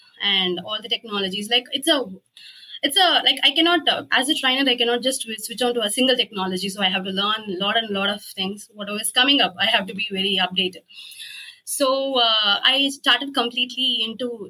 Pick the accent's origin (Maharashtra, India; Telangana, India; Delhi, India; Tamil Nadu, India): Tamil Nadu, India; Coimbatore; I'm from India. I'm from Coimbatore